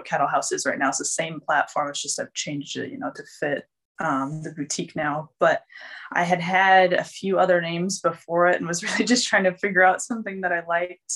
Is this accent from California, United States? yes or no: no; Michigan, United States; moved away as an adult; also born or lived in South Dakota; I'm originally from Michigan. I went out to college in South Dakota